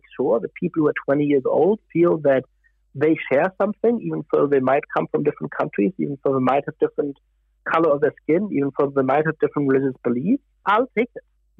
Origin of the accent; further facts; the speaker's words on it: Germany; also born or lived in Italy / France / United Kingdom; now in United States; I grew up in Germany. I've lived in Italy and France and the United Kingdom and the United States.